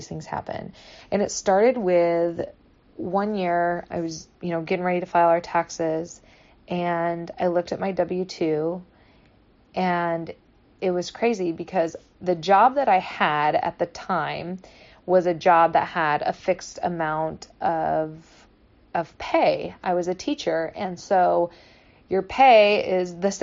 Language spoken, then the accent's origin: English; Michigan, United States; now in California, United States; I grew up in Michigan